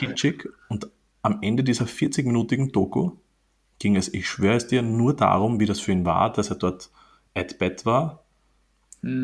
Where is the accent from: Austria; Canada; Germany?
Austria; bei uns in Österreich